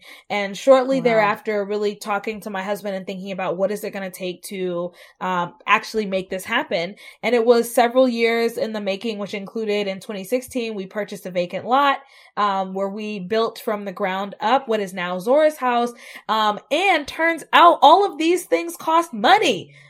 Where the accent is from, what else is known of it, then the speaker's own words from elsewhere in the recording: the South, United States; moved away as an adult; I was raised in the South. I moved to the Midwest for the first time as an adult.